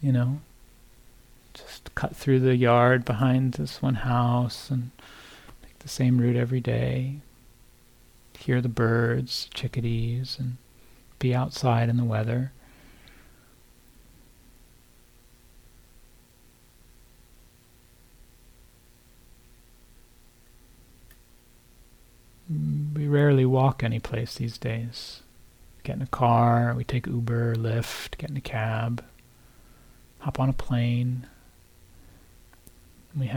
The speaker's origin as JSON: {"language": "English", "region": "New Jersey", "country": "United States", "tie": "born or raised there", "moved": "yes", "said": "I grew up on the East Coast in New Jersey, the suburbs outside of New York"}